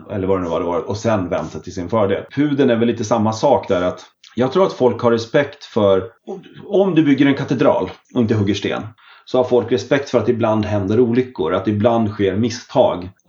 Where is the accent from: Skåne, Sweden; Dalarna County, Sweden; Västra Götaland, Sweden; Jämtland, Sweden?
Dalarna County, Sweden; Smedjebacken; Oj, det är då hemma i Dalarna i Smedjebacken.